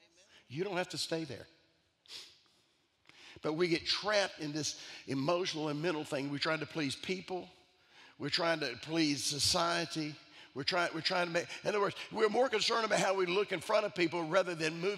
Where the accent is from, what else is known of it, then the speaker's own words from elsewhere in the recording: Italy; I'm Italian.